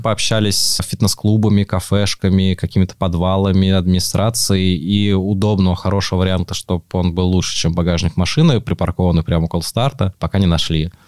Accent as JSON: {"language": "Russian", "region": "Moscow", "country": "Russia", "tie": "born or raised there", "said": "Я сам вырос в Москве, в Измайлово"}